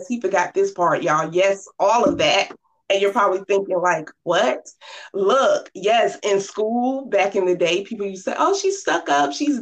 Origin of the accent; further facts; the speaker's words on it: Norfolk, Virginia, United States; I grew up in Norfolk, Virginia, 757